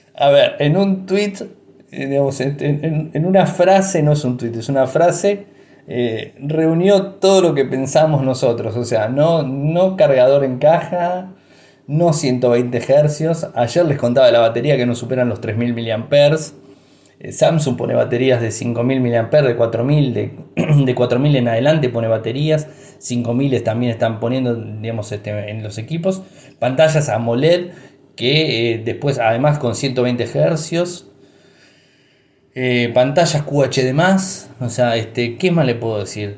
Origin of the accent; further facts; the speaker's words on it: Argentina; soy argentino, viví toda la vida aquí